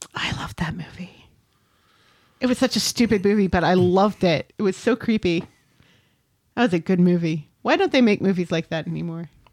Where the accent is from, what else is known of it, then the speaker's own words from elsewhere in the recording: United States; I'm an American